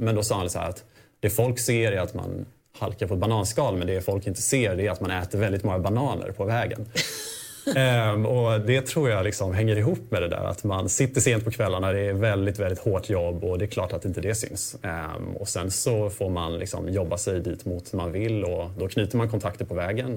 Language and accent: Swedish; Småland, Sweden; kommer jag faktiskt från Småland. Jag kommer från en gård.